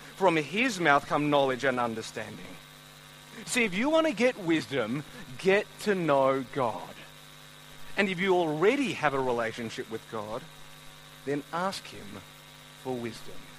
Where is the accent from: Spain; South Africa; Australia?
Australia; Melbourne, Victoria; I've grown up in Melbourne my whole life